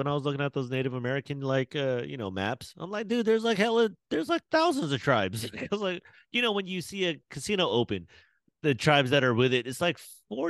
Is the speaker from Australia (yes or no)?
yes; Australia; I'm Australian.